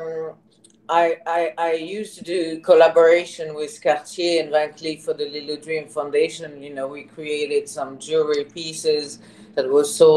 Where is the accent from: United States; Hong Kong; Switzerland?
Switzerland; English is a second language; moved away; So I was born in Switzerland. I'm half Swiss, half Thai. Mother is Thai. I live all my childhood in Switzerland, and I did all my studies there